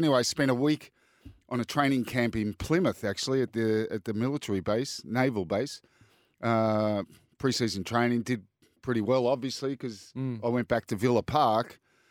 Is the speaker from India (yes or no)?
no; Australia; born or raised there; moved away as an adult; also born or lived in Lens, France / England